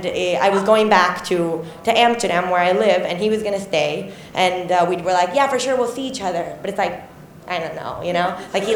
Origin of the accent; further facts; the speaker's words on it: Mexico; also born or lived in Miami, United States; I'm Mexican, but I grew up sort of in Miami and in Mexico.